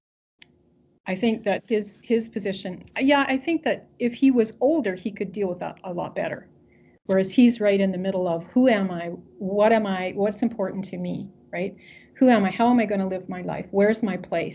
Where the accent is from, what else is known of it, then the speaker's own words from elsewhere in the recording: Western Canada, Canada; I'm from Western Canada